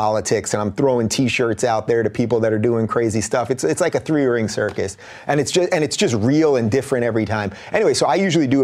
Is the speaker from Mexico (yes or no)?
no; Long Island, New York, United States; moved away as an adult; also born or lived in Brooklyn, New York / Binghamton, New York; now in Los Angeles, United States; I'm a true New Yorker, really. I was born in Brooklyn. I grew up in Long Island